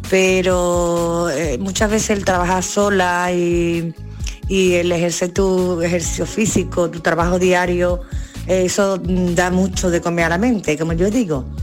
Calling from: Seville, Andalusia, Spain; Buenos días equipo … de Sevilla.

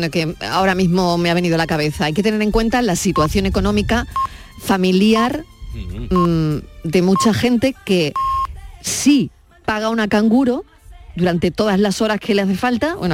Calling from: Jerez de la Frontera, Andalusia, Spain; soy Curra de Jerez.

